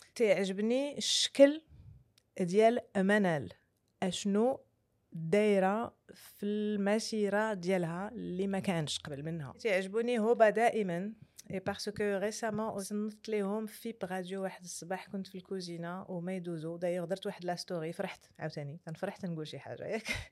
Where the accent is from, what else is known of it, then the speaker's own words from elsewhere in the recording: Marrakesh, Marrakesh-Safi, Morocco; في مراكش اللي مدينتي